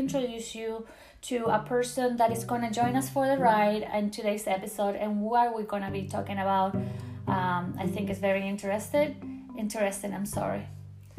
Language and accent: English; Chile; English is a second language; moved away as an adult; now in United States; I'm from Chile, like I told you at the beginning of my podcast. Born and raised there